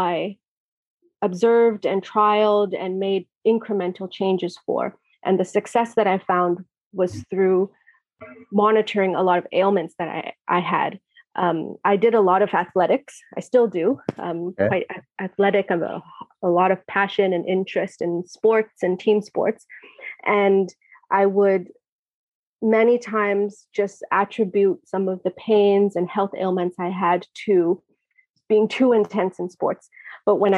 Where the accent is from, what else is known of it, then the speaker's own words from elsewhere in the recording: Vancouver, British Columbia, Canada; moved away as an adult; now in India; I was born and raised in Canada, Vancouver, which is on the West Coast.